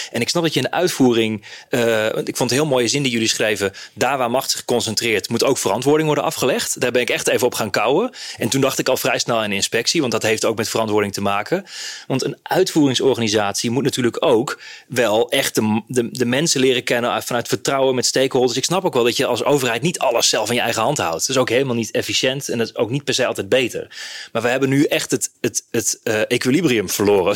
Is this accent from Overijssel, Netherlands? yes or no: yes; Hardenberg, Overijssel, Netherlands; Ik kom zelf uit Hardenberg